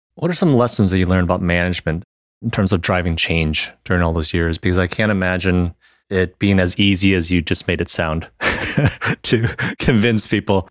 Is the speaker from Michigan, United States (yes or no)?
yes; Michigan, United States; I'm from Michigan originally